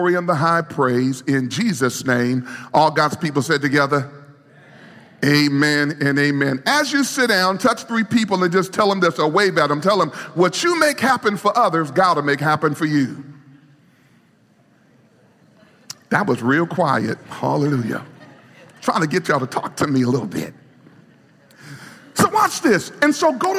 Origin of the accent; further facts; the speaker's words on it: New York City, New York, United States; moved away; I grew up in New York City, and all my life, and so we've been here for our ministry, we've been here. But I grew up in New York City